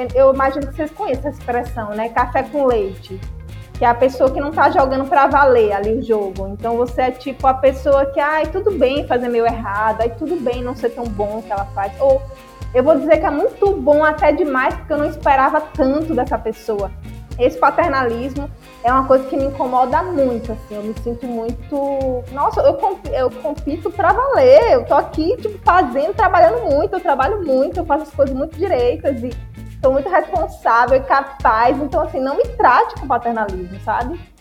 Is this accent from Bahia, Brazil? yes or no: yes; Senhor do Bonfim, Bahia, Brazil; accent: interior (sertão baiano); now in Salvador, Brazil; Eu sou sertaneja, sou da cidade de Cima do Bonfim, na Bahia. Hoje resido em Salvador